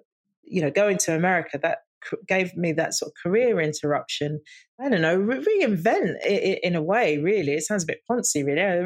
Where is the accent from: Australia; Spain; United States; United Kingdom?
United Kingdom; London; growing up in the East End and working class family